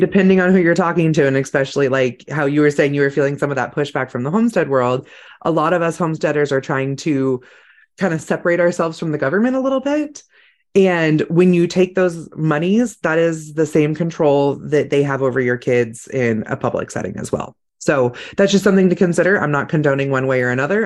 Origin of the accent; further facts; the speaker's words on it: California, United States; I grew up in California